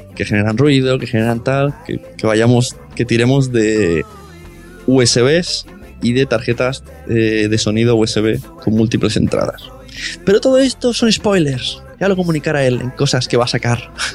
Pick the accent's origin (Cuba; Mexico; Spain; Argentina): Spain; Catalonia; mi pueblo es de de Cataluña